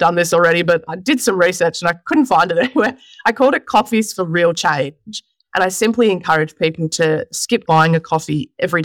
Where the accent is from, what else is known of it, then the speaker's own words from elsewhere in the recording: Mount Evelyn, Victoria, Australia; Just in Mount Evelyn here in Victoria